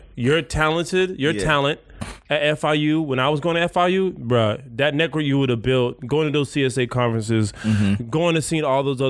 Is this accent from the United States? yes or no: no; Jamaica; I'm Jamaican.